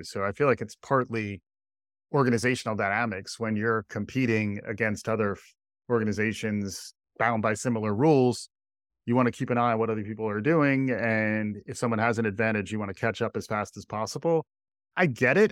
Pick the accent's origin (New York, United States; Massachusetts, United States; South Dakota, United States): New York, United States; as a New Yorker